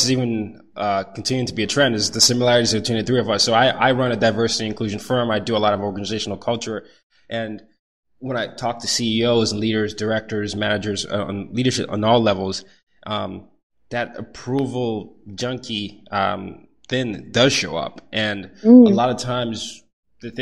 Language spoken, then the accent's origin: English; Nigeria; moved away; I grew up in Nigeria